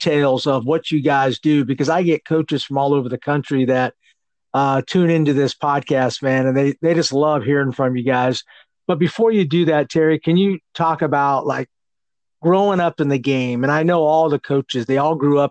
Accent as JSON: {"language": "English", "town": "San Jose", "region": "California", "country": "United States", "tie": "born or raised there", "said": "I'm from California. I grew up in San Jose, California"}